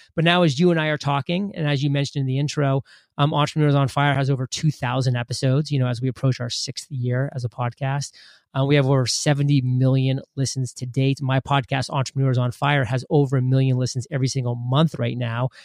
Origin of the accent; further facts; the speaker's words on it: Maine, United States; moved away as an adult; I grew up in Maine, which is a small state, uh, above Boston.